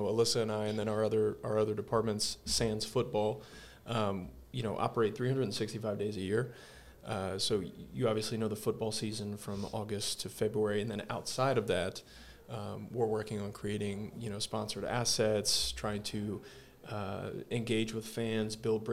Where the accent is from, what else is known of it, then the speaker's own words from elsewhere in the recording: Northern Virginia, United States; moved away as an adult; also born or lived in Brooklyn, New York / Clemson, South Carolina; I'm originally from Northern Virginia